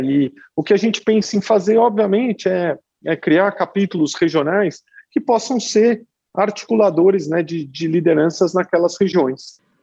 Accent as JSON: {"language": "Portuguese", "region": "São Paulo", "country": "Brazil", "tie": "born or raised there", "said": "nasci em São Paulo e, e vivi aqui a maior parte da minha vida."}